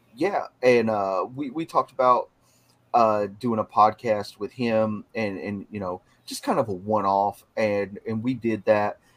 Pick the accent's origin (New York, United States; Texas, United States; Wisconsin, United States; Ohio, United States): Texas, United States; moved away; I'm originally from Texas